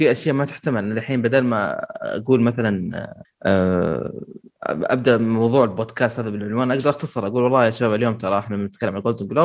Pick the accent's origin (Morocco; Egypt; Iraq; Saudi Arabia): Iraq; أنا انسان مقدم من العراق